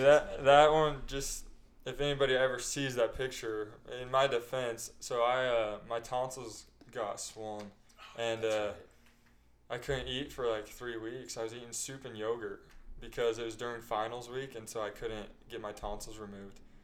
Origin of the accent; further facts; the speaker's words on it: Bluffdale, Utah, United States; also born or lived in West Jordan, Utah; now in St. George, United States; my family moved to Bluffdale